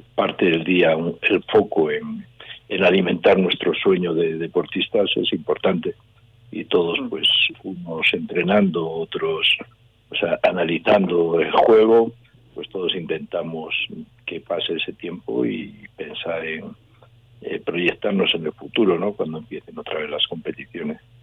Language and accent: Spanish; León, Castile and León, Spain; en mi tierra, aquí estoy entrenando